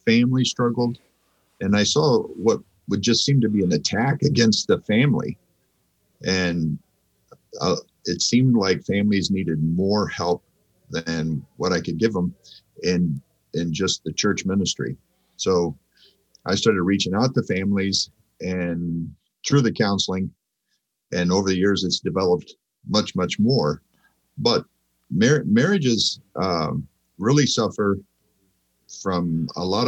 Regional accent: Central California, United States; moved away as an adult; also born or lived in Argentina; now in Arnold, Missouri, United States; I grew up in Central California, the part of California where all the vegetables come from, a couple hours from Yosemite

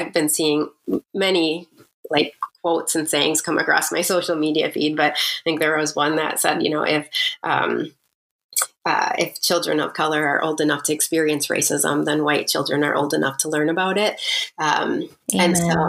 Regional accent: Mukwonago, Wisconsin, United States; also born or lived in Waukesha, Wisconsin; we grew up in Waukesha

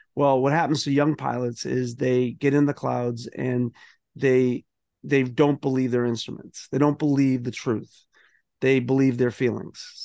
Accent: Boston, Massachusetts, United States; I grew up in South Boston

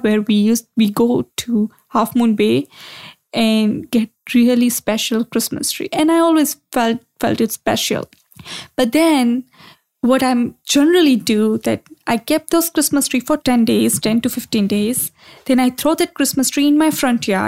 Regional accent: India; moved away; I grew up in India

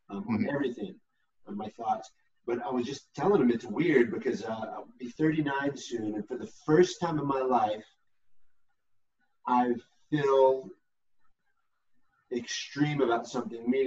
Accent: United States; I'm still as American as it can get, and the fact that I, rem, I, remind myself why we're supposed to be proud Americans

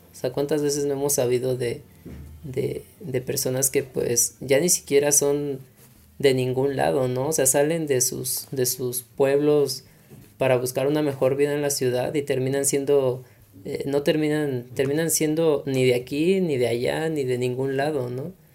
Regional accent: Mexico; como mexicanos

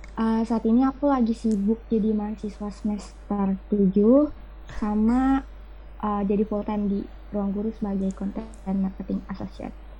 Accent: Depok, West Java, Indonesia; also born or lived in Jatinangor; aku kan pindah nih ke tempat asal aku di Depok

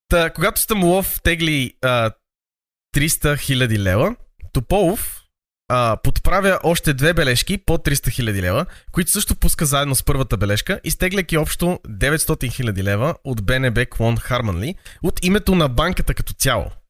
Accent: Sofia, Sofia City, Bulgaria; born or raised there

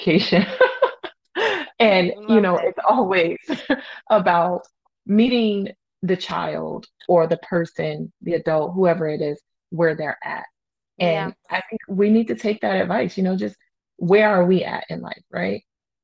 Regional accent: United States; I'm an American

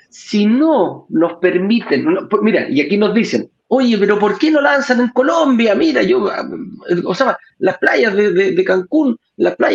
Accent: Chile; acá mismo en mi país también, en Chile nos dicen, oye, hay playas preciosas

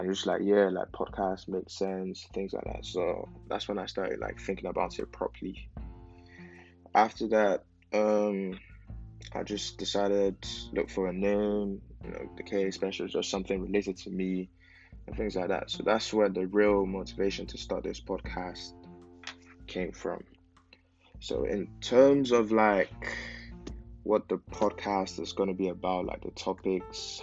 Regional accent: Nigeria; now in England; I'm a Nigerian living in England

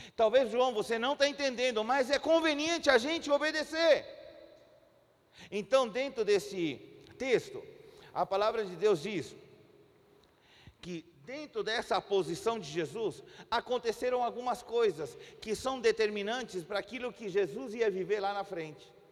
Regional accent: Chile; Portuguese is a second language; also born or lived in Brazil / Santiago, Chile; somos nascidos no Chile. Chile e moramos alguns anos aqui no Brasil, mas já fazem 12 anos que nós estamos de volta no nosso país.

